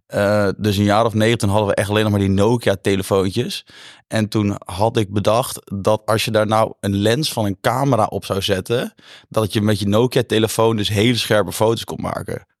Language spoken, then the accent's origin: Dutch; Brummen, Gelderland, Netherlands; also born or lived in Zutphen; ik kom uit Zutphen, Brummen oorspronkelijk, in Zutphen op school gezeten